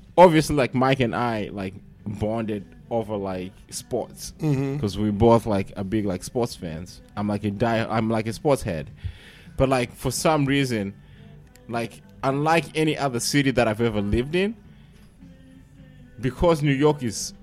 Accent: Manchester, North West England, United Kingdom; moved away; also born or lived in Kentucky; I grew up in Manchester.

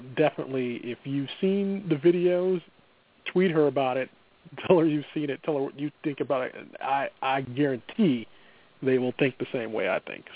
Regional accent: Midwest, United States; accent: Midwestern; my Midwestern accent's gonna come through

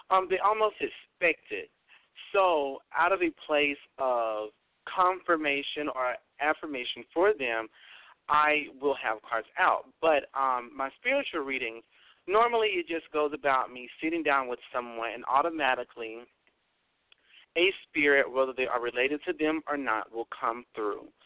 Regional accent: the South, Alabama, United States; I live in Alabama, so I am down here in the South and um, born and raised in the South.

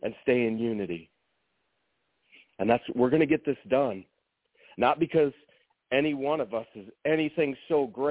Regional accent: East Lansing, Michigan, United States; I'm from East Lansing, Michigan

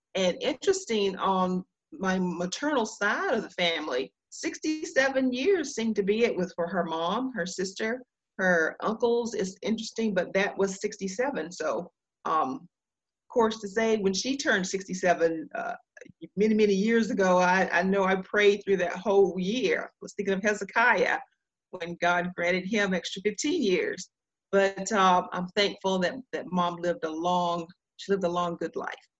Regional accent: Duplin County, North Carolina, United States; also born or lived in Raleigh, North Carolina; I am a Southern girl. I am from Duplin County in North Carolina small town and uh, that was my upbringing

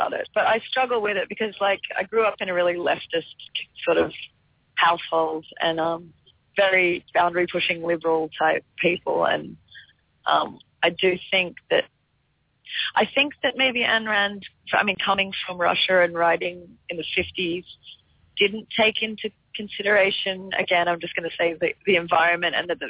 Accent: Byron Bay, New South Wales, Australia; I grew up in Byron Bay, which is like a hippie town

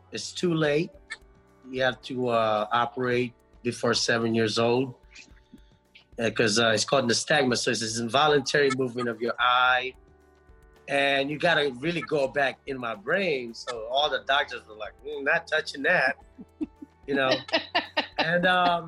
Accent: Angeles City, Central Luzon, Philippines; now in United States; I was born in Philippines, in Angeles City

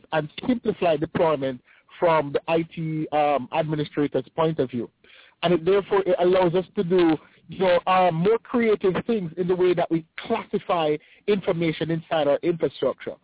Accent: Jamaica; moved away as an adult; now in United States; I'm from the Caribbean, right? So I'm from Jamaica, right? I started with Microsoft in Jamaica.

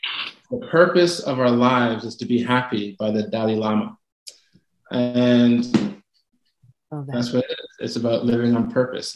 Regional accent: Canada; also born or lived in Toronto; I'm in Toronto, so I'm the Canadian in the bunch.

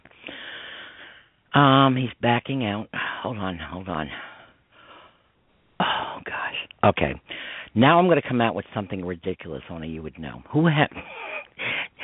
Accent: New York, United States; accent: New York; I live in the country part of New York. I am not a New Yorker. I mean, I'm born here, but I'm not a New Yorker

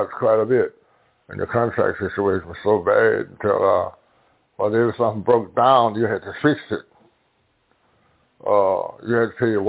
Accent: Clarksdale, Mississippi, United States; now in Chicago, United States; I was born in Clarksville, Mississippi.

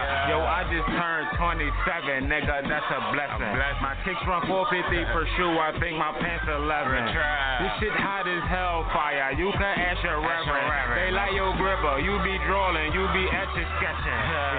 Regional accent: Philadelphia, Pennsylvania, United States; Yeah, man, I'm from West Philly, all crazy.

